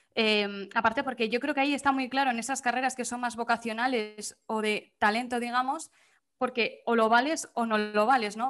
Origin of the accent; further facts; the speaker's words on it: Pamplona, Navarre, Spain; moved away as an adult; also born or lived in Vitoria / Bilbao; now in Murcia, Spain; me fui de Pamplona a Vitoria, era al lado de casa